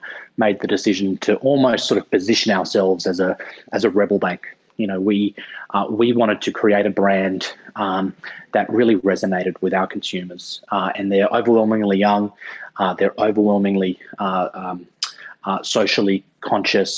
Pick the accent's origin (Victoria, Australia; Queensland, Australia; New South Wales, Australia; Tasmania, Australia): New South Wales, Australia; Sydney; I grew up in Sydney